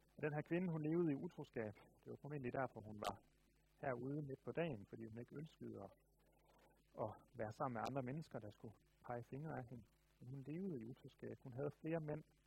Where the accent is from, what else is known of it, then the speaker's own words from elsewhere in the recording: Denmark; Jeg tror, jeg er meget klassisk dansker